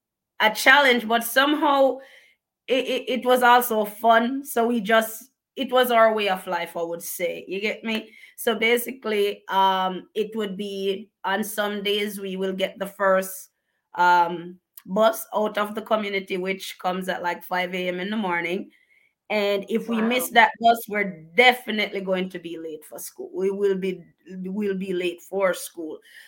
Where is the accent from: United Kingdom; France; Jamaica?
Jamaica; Bellevue, Portland; moved away as an adult; now in United States; I grew up in a very remote district called Bellevue in Portland. So we have parishes in Jamaica, and one of them is called Portland.